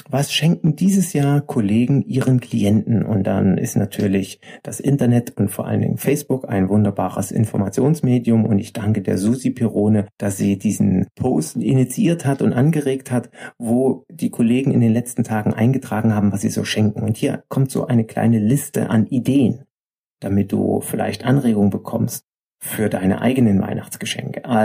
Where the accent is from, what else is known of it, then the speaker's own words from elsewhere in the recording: East Germany, Germany; Ich bin ja im Osten aufgewachsen und mich beschäftigt natürlich meine Vergangenheit sehr.